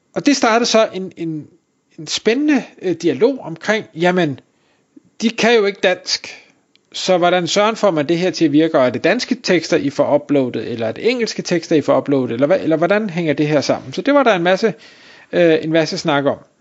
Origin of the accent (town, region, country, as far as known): Denmark